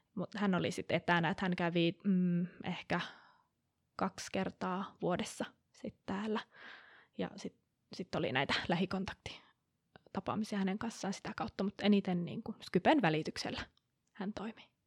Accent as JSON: {"language": "Finnish", "town": "Kuopio", "region": "North Savo", "country": "Finland", "also_born_or_lived": "Aarhus", "moved": "yes", "said": "mun alun perin Kuopiosta katoisin"}